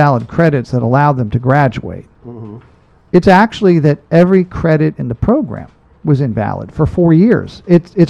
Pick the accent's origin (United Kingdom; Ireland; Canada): Ireland; I'm Irish